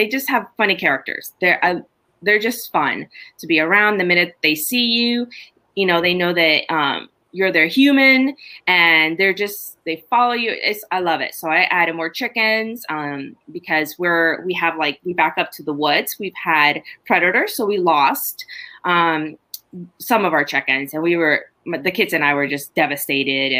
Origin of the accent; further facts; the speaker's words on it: Honduras; now in United States; I was born and raised in Honduras